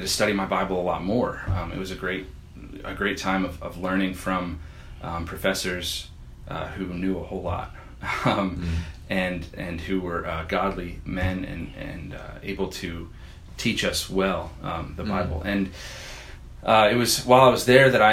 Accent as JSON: {"language": "English", "region": "New Jersey", "country": "United States", "tie": "born or raised there", "also_born_or_lived": "Chambersburg, Pennsylvania", "said": "I was born in Pennsylvania, in Chambersburg, Pennsylvania. It's a southern border of Pennsylvania, and then moved to New Jersey, I think when I was 9."}